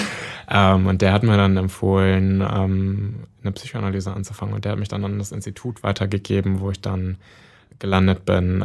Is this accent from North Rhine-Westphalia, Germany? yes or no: yes; North Rhine-Westphalia, Germany; now in Berlin, Germany; in NRW in der Nähe meiner Heimatstadt